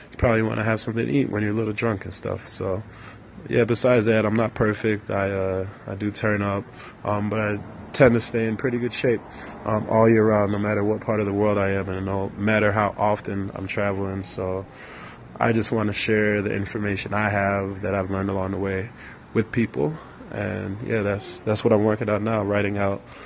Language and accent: English; Chicago, Illinois, United States; born or raised there; moved away; also born or lived in London / Nigeria